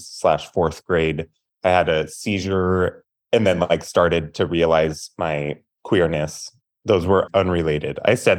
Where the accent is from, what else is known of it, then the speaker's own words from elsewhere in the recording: Tacoma, Washington, United States; So I live in Tacoma, Washington. I grew up in Tacoma, left for school for a few years, then came back.